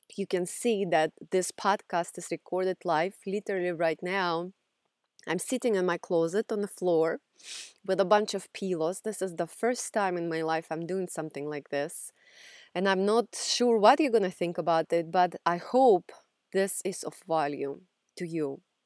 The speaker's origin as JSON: {"language": "English", "country": "Russia", "tie": "born or raised there", "second_language": "English", "moved": "yes", "lives_now": "United States", "said": "if you haven't figured out from my accent yet, I grew up in Russia"}